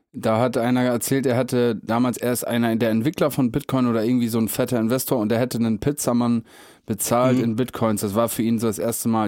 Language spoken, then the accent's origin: German; Meppen, Lower Saxony, Germany; ich komme ja aus Mappen